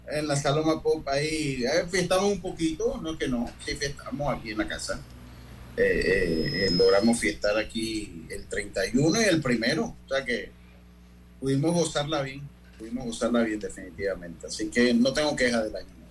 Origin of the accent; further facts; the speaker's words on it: Panama; nosotros mismos como panameños